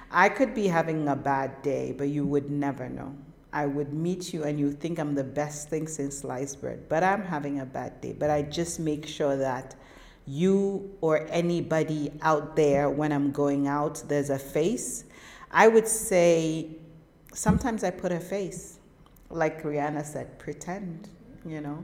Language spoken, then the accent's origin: English; Northern Nigeria, Nigeria; I'm a Muslim Northern Nigerian woman